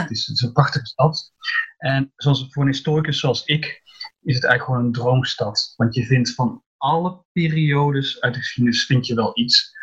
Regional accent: Breda, North Brabant, Netherlands; also born or lived in Antwerp, Belgium / Belgium; now in Paris, France; ik kom uit Breda

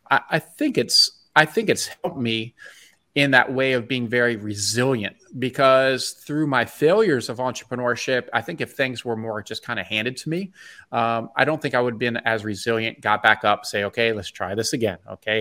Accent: Bethesda, Maryland, United States; moved away as an adult; I grew up in Bethesda, Maryland, um, and I lived there till I was twenty-one

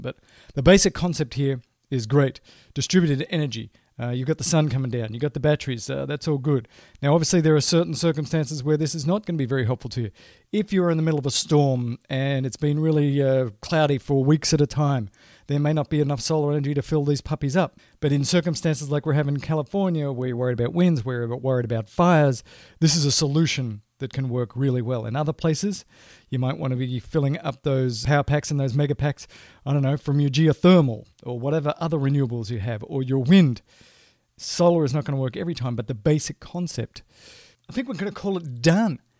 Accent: Australia; moved away as an adult; now in United States; I'm Australian by birth and, you know, grew up there and went to school there

